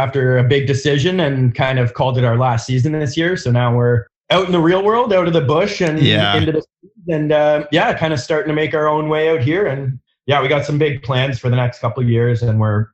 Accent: just north of Toronto, Ontario, Canada; moved away as an adult; also born or lived in Africa / Montreal; now in Penticton, Canada; I grew up just north of Toronto, moved there after being born in Africa

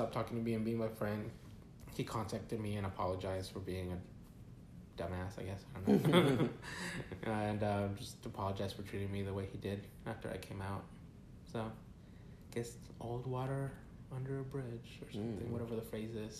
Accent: Villa Rica, Georgia, United States; also born or lived in California / Mexico (ancestry); coming from California, which was a lot of Hispanic population, mm-hmm. to Villa Rica, which was mostly white

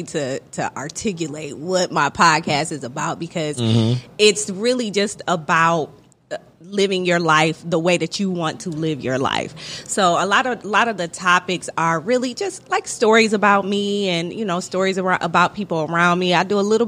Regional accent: Toledo, Ohio, United States; moved away as an adult; also born or lived in Philadelphia; now in Atlanta, United States; I'm from Toledo, Ohio, which is about, it's right on the Michigan border

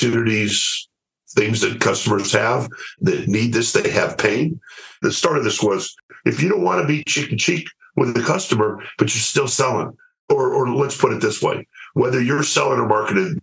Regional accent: United States; I'm an American and happy to stay here

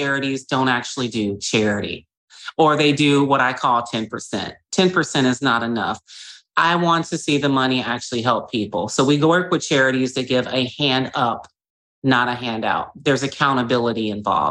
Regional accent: Gary, Indiana, United States; I'm from Gary, Indiana, which was the former murder capital of the world

